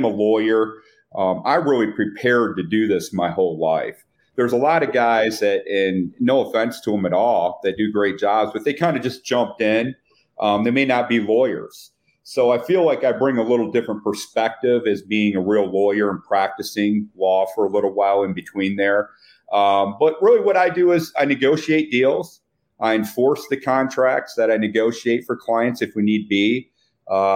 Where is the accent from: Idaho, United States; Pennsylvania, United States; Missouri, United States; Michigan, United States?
Michigan, United States; Flint; moved away; I grew up in Flint, Michigan